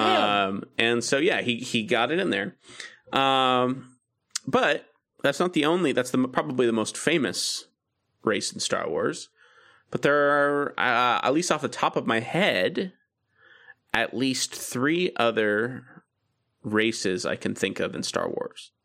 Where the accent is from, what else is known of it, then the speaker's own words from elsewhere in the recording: United States; I'm American